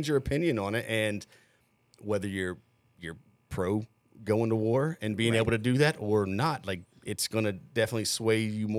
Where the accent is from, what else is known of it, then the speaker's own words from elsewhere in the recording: the South, United States; I am from the South.